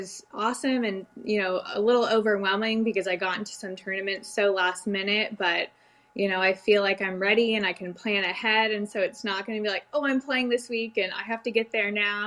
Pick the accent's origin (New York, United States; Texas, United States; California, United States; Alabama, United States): Texas, United States; Dallas; also born or lived in Canada; I grew up in the Dallas area. My parents had moved down for work